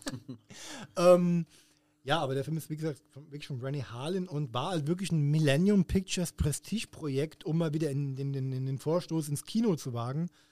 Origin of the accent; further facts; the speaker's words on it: Hesse, Germany; wie man auf, auf Hessisch sagt, wo ich herkomme